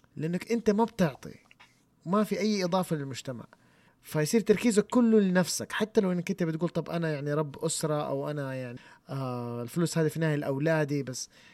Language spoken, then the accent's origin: Arabic; Saudi Arabia; عندنا في السعوديه